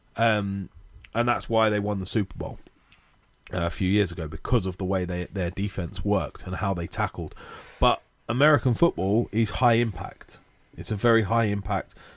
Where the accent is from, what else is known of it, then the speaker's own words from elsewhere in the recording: Watford, East of England, United Kingdom; Growing up in Watford, uh, I used to go to all the Watford games